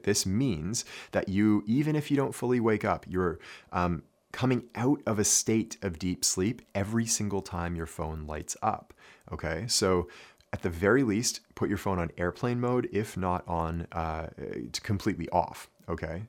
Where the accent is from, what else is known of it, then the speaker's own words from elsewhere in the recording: Canada; growing up in Canada, we studied French.